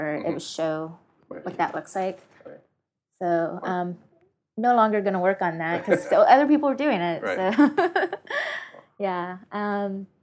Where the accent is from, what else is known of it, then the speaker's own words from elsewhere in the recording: Tennessee, United States; also born or lived in Memphis / Nashville; now in San Francisco, United States; I wasn't always in San Francisco. I was I'm from Tennessee